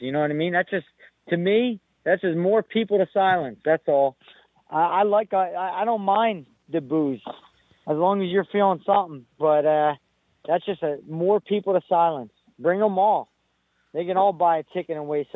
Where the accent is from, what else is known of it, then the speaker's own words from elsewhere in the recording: United States; I'm Puerto Rican, but the fact remains, I'm from America, and I'm American